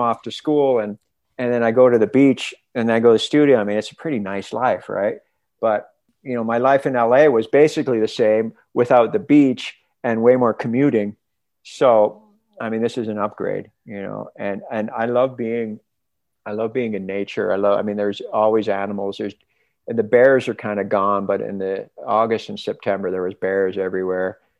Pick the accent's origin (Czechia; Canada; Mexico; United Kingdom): Canada; also born or lived in Los Angeles, California; now in British Columbia, Canada; I'm Canadian